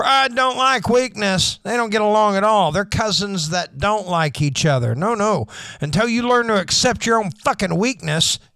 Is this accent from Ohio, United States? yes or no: no; Oshelade, Oklahoma, United States; When I was a kid in my hometown of Oshelade, Oklahoma